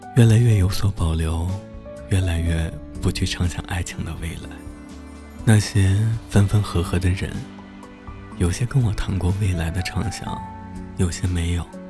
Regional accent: Chongqing, China; moved away; also born or lived in Beijing; 我想起我小时候住在重庆的山里

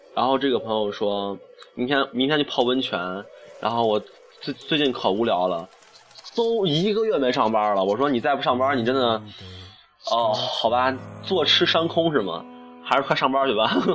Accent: China; 我们中国人民

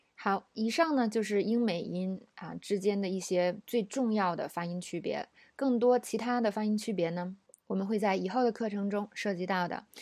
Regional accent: China; 我们中国人

